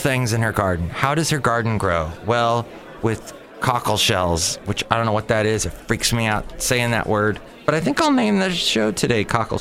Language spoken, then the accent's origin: English; Los Angeles, California, United States; when I lived in Van Nuys growing up, Van Nuys, California